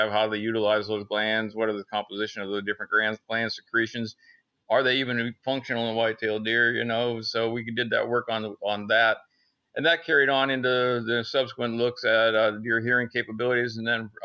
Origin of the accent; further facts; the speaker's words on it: Northern Pennsylvania, United States; moved away as an adult; now in Athens, United States; I'm originally from Northern Pennsylvania, up in the big woods of Pennsylvania, deer country